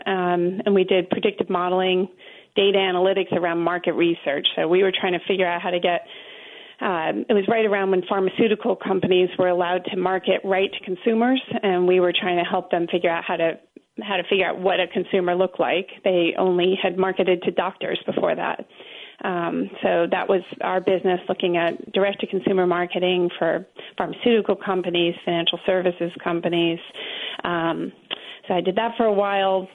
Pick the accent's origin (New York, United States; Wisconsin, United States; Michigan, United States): New York, United States; I'm from New York